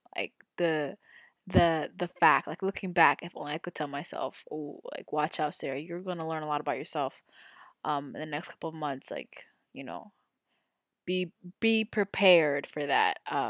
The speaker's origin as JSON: {"language": "English", "country": "Saudi Arabia", "tie": "born or raised there", "said": "So as I've stated before, I was born and raised in Saudi Arabia. I lived in the same residential compound for my entire life."}